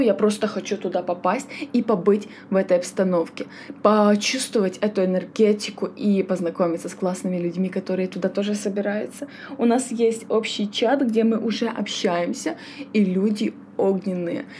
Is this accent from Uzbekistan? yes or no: no; Kyiv, Ukraine; сама я родом с Киева